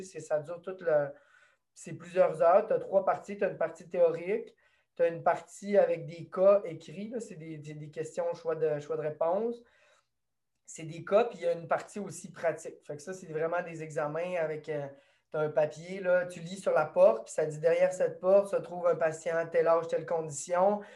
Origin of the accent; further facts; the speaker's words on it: Saint-Léon, Quebec, Canada; je suis natif euh, d'ici, du lac Saint-Jean. Je viens de Saint-Léon